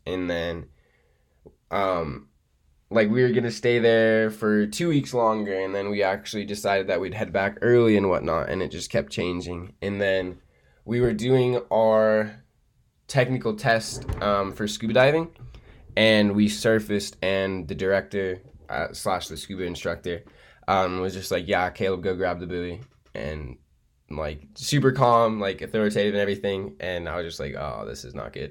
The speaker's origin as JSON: {"language": "English", "town": "Boulder", "region": "Colorado", "country": "United States", "said": "I'm from Boulder."}